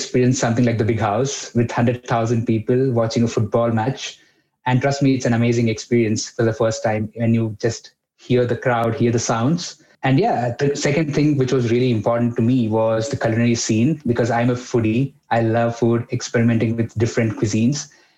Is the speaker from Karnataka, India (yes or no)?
no; Mumbai, Maharashtra, India; English is a second language; I'm coming from Mumbai, a big town, lots of people.